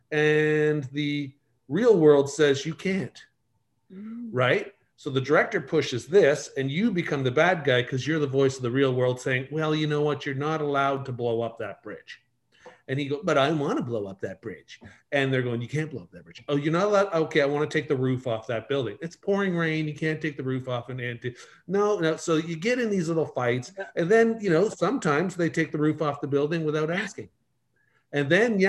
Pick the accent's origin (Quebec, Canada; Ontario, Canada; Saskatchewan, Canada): Ontario, Canada; Markham; moved away as an adult; also born or lived in Windsor, Ontario; now in Okanagan, Canada; I was born in Windsor, grew up in Markham